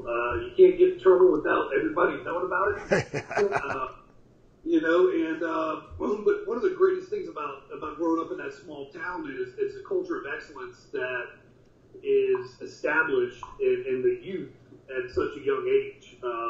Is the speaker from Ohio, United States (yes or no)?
no; Richmond Hill, Georgia, United States; my hometown. In Richmond Hill, Georgia, which is where I was raised as a young kid. Spent a better part of my life there, about 12 of the 15 years that I was under my parents' roof